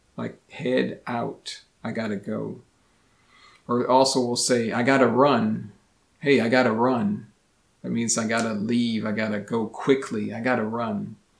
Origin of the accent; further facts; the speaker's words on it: United States; first language English; I am a native English speaker born and raised in the United States